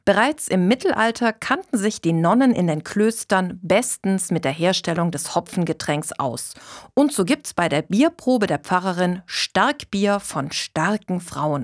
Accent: Schwäbisch Hall, Baden-Württemberg, Germany; now in Stuttgart, Germany; Bier aus meiner Heimat, Haller Löwenbräu

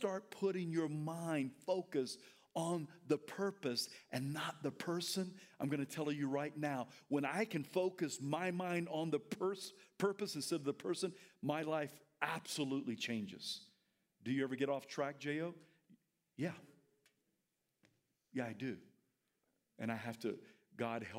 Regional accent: the South, United States; I'm from the South

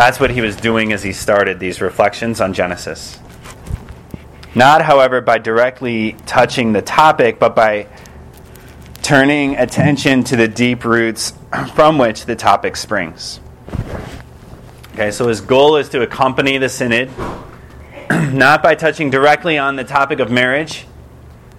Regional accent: just outside of Detroit, Michigan, United States; I grew up in Michigan, just outside of Detroit

